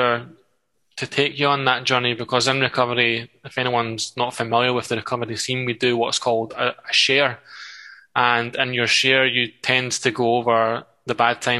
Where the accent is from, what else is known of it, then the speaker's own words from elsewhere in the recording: Livingston, Scotland, United Kingdom; Ladywell was an amazing place to grow up in a lot of ways.